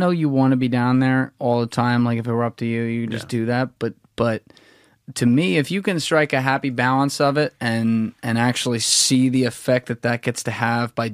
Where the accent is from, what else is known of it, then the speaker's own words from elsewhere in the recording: New Jersey, United States; I'm from Jersey